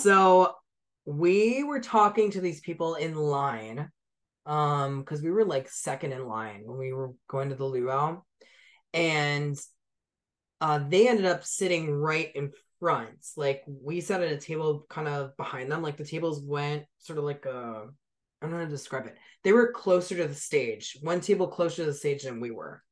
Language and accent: English; San Diego, California, United States; I'm from San Diego.